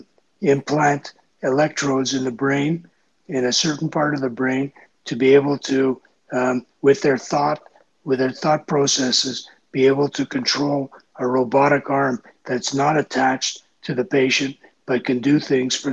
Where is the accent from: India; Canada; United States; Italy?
Canada; I'm a Canadian